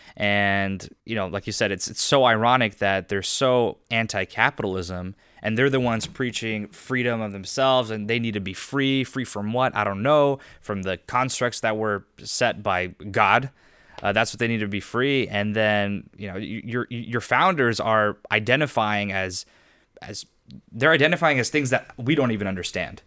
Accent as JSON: {"language": "English", "town": "Riverside", "region": "California", "country": "United States", "tie": "born or raised there", "also_born_or_lived": "Irvine, California", "said": "I grew up in Riverside"}